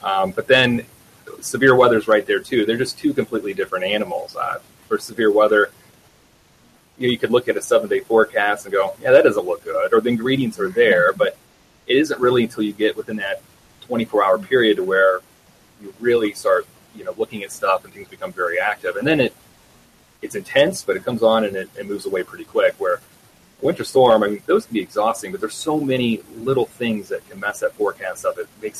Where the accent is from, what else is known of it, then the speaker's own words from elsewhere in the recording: Great Lakes, United States; Yeah, so I grew up around the Great Lakes area